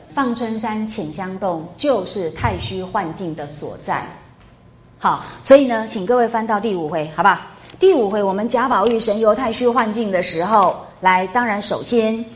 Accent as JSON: {"language": "Chinese", "country": "Taiwan", "accent": "Taiwanese Mandarin", "said": "我们台湾国语啊，台湾的国语不大有这个儿的发音"}